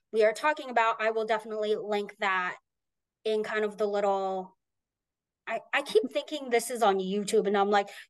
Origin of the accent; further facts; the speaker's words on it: United States; I am American